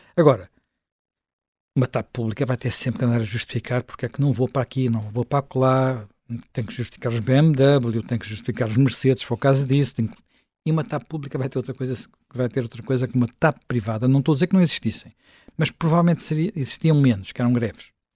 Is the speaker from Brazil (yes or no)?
no; Portugal; eu sou um português, sou um português contribuinte